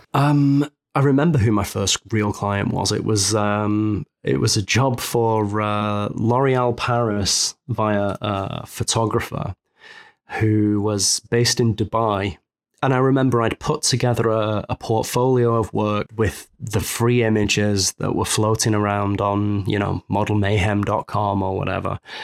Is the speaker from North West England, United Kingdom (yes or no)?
yes; Manchester, North West England, United Kingdom; moved away as an adult; now in Savannah, United States; I'm, I'm from Manchester, England, originally, and I've been in Savannah, Georgia, in the U S for almost six months now.